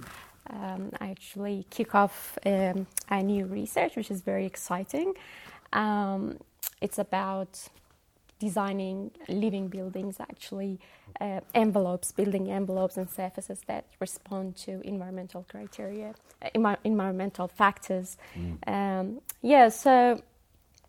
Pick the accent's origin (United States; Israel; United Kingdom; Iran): Iran; moved away as an adult; also born or lived in Dunedin, New Zealand / Wellington, New Zealand; now in New Zealand; I was born and raised and taught in Iran